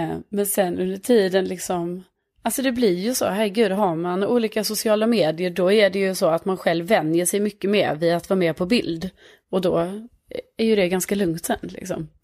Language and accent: Swedish; Lund, Skåne, Sweden; accent: Scanian; moved away as an adult; now in Stockholm, Sweden; jag är från Lund men bor i Stockholm